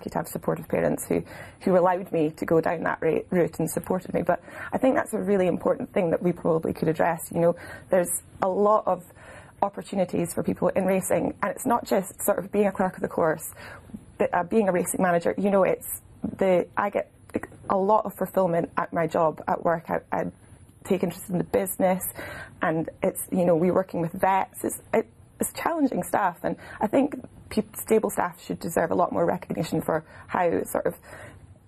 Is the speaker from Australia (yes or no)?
no; Edinburgh, Scotland, United Kingdom; also born or lived in Glasgow; I'm an Edinburgh girl. Edinburgh, yeah. So literally went all through school.